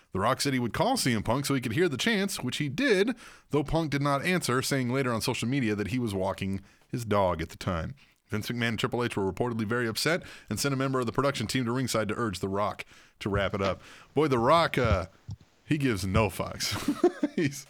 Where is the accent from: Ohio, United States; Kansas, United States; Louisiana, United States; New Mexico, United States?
Kansas, United States; Manhattan; where I grew up in Manhattan, Kansas